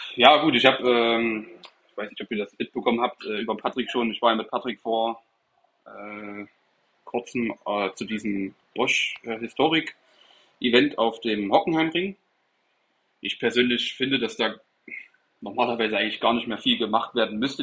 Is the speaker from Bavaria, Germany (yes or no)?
no; Erfurt, Thuringia, Germany; moved away as an adult; now in Stuttgart, Germany; ich komme aus Erfurt, äh, Thüringen